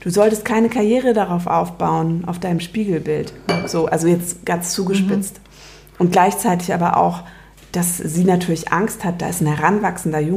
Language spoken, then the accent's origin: German; Bavaria, Germany; now in Berlin, Germany; ich komme aus Bayern.